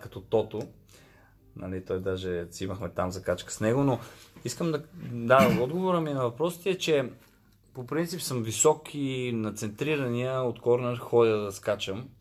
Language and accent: Bulgarian; Gorni Bogrov, Sofia City, Bulgaria; moved away as an adult; also born or lived in Italy; съм от село Горни Богров, което е много близко до София